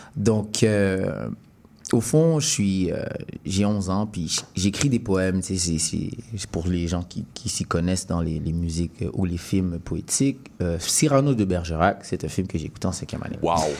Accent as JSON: {"language": "French", "town": "Montreal", "region": "Quebec", "country": "Canada", "also_born_or_lived": "Sherbrooke", "moved": "as an adult", "said": "Je viens de Montréal"}